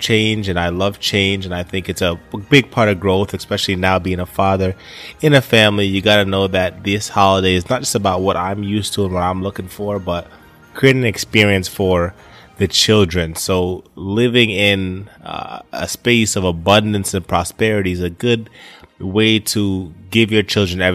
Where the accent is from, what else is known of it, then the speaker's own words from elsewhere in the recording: Poughkeepsie, New York, United States; now in Florida, United States; I spent most of my time growing up in New York, Poughkeepsie, New York